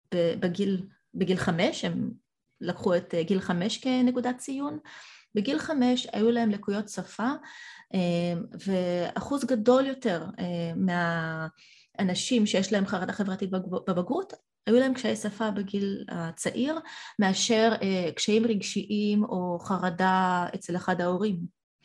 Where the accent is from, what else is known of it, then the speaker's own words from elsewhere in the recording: Israel; Hebrew is a second language; also born or lived in Soviet Union; הגעתי צעירה מדי, כי ילידת חורף עוד, עוד לא הייתי בת שש אפילו. אה, בלי השפה העברית, אה, עליתי בגיל ארבע מ, מברית המועצות